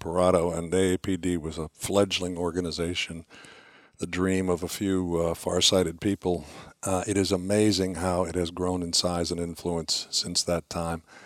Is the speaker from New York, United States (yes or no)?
no; Washington, District of Columbia, United States; I'm, I'm from Washington, D C